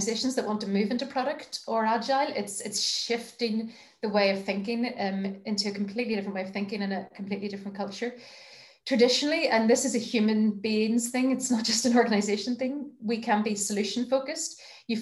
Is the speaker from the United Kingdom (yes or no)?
yes; Belfast, Northern Ireland, United Kingdom; moved away as an adult; I grew up in Belfast, but then did that whole leaving and coming back malarkey.